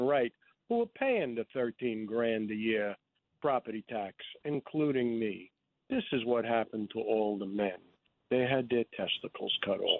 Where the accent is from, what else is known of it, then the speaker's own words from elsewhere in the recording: New York City, New York, United States; I grew up in Rochdale.